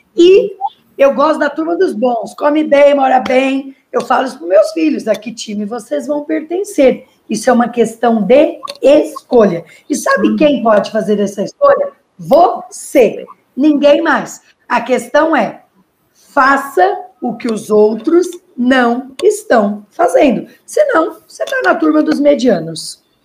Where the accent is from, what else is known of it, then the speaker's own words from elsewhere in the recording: Pitangueiras, São Paulo, Brazil; E eu sou de Pitangueiras, uma cidadezinha perto de São Paulo, né? Perto do, inter... do interior de São Paulo, perto de Ribeirão Preto